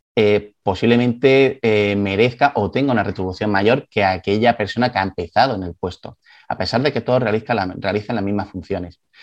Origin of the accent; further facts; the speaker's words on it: Galicia, Spain; soy gallego